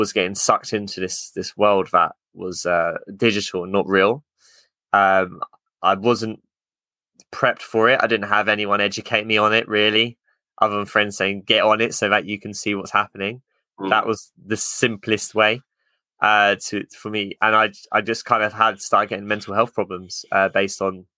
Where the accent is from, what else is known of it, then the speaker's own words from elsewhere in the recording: Luton, East of England, United Kingdom; I come from Luton, which is kind of, it's not the nicest of towns